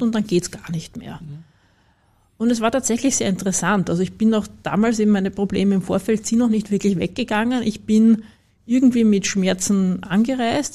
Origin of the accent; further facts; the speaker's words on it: Vienna, Austria; für mich als Wienerin